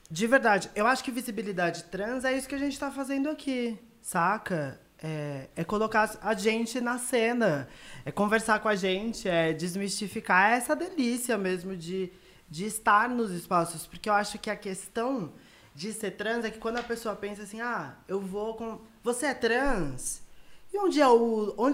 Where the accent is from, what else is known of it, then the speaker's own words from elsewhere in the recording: São Paulo, Brazil; also born or lived in Bahia; Porque eu não cresci na Bahia, eu não sou baiana. Eu morei na Bahia, eu cresci na periferia de São Paulo.